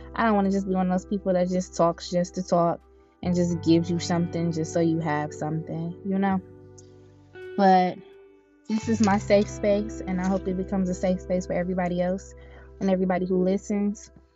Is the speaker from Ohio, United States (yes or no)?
yes; Cleveland, Ohio, United States; I grew up in Cleveland, Ohio